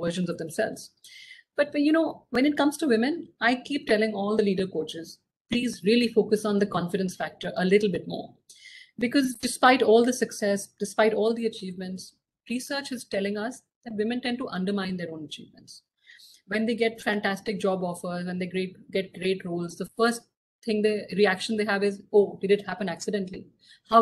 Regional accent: Singapore; my hometown, is actually Singapore

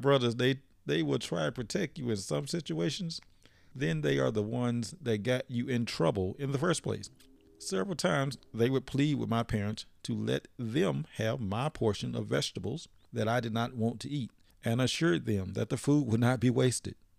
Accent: Philadelphia, Mississippi, United States; also born or lived in Leake County, Mississippi; my hometown was Philadelphia, Mississippi

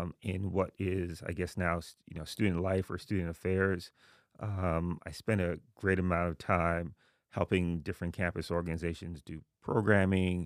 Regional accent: New York City, New York, United States; moved away as an adult; also born or lived in Haiti; now in New Haven, United States; I was born in Haiti, um, but I grew up in Jamaica, Queens

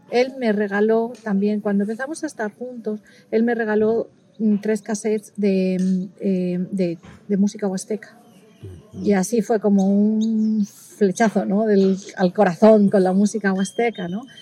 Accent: Castile and León, Spain; me queda muy rico el cabrito, cuchifrito, que es tradicional de, mi tierra, de la parte del sur de la, de, la, provincia de Salamanca.

